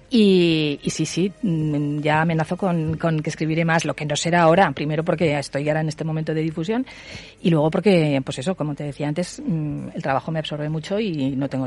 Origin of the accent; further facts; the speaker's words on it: Huesca, Aragon, Spain; now in Zaragoza, Spain; años y estoy encantada. O sea, pero claro, soy de Huesca